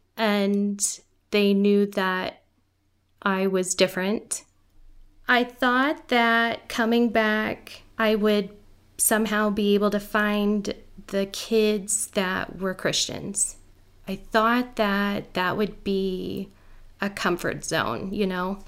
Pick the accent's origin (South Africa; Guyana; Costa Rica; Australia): Guyana; first language Guyanese Creole; now in United States; I grew up in Guyana, South America